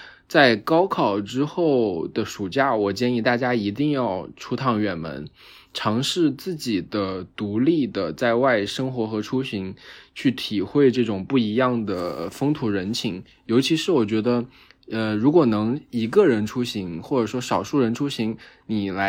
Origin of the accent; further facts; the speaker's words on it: Sichuan, China; moved away as an adult; also born or lived in Hangzhou; now in Shanghai, China; 今年正好是我大学毕业的第五年。我来自四川，在杭州上学了四年，然后现在在上海工作四年半。